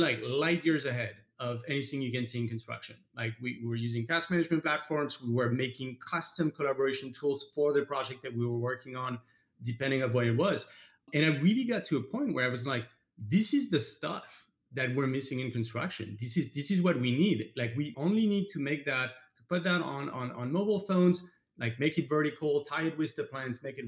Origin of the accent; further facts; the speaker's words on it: France; moved away as an adult; now in United States; I'm French, obviously. I grew up in France, came to the US about 14 years ago when I studied construction at Stanford.